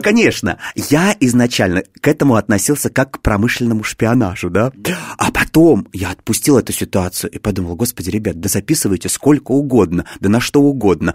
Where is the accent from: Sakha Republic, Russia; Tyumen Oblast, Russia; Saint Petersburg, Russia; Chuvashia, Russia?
Chuvashia, Russia; Cheboksary; now in Moscow, Russia; я не из Москвы, я родом из Чебоксар, есть такой небольшой город